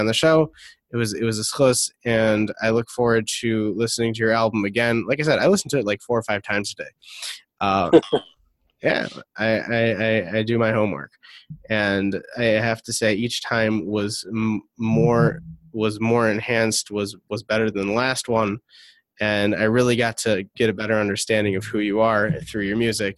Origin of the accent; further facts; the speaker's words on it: Detroit, Michigan, United States; I'm from Detroit